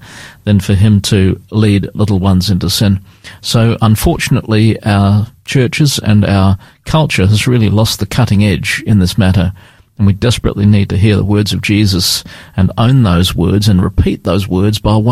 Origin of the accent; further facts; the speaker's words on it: London, United Kingdom; now in Australia; I was born in London, so I have great sympathies with Britain, although I'm a good Australian citizen